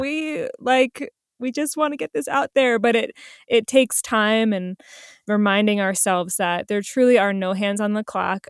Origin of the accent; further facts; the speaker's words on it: New Jersey, United States; moved away; I'm originally from New Jersey